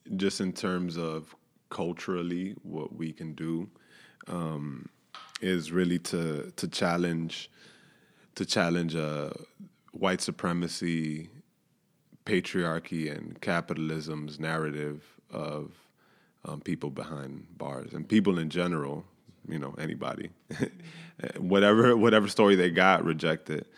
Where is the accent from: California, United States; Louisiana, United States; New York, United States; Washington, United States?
New York, United States; born and raised in New York